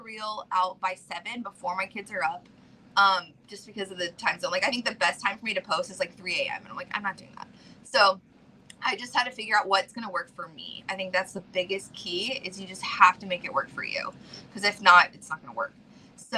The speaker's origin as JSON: {"language": "English", "region": "Georgia", "country": "United States", "said": "I'm originally from Georgia, like, very poor"}